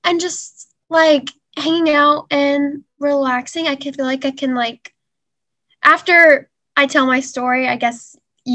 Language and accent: English; Spring, Texas, United States; I'm from just Spring, Texas. Yes. Lived here my whole life